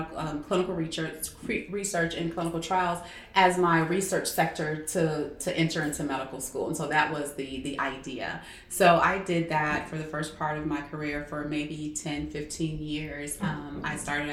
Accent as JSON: {"language": "English", "town": "Atlanta", "region": "Georgia", "country": "United States", "tie": "born or raised there", "also_born_or_lived": "Tallahassee, Florida", "said": "I am from Atlanta. Well, I'm from Tallahassee, Florida, originally, but I grew up here in Atlanta, basically in the Stone Mountain area."}